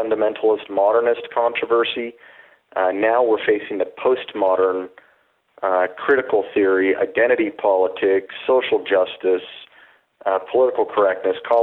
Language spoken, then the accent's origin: English; Utah, United States; I grew up in Utah as a seventh generation Mormon